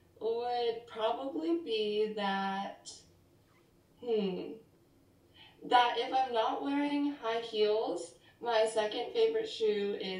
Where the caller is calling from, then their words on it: Davis, California, United States; I'm calling in from Davis, California. This is my dorm room at UC Davis.